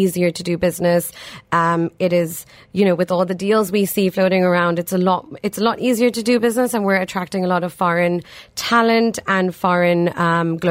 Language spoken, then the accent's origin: English; Dublin, Leinster, Ireland; moved away as an adult; also born or lived in Pakistan; now in United Arab Emirates; I grew up in Ireland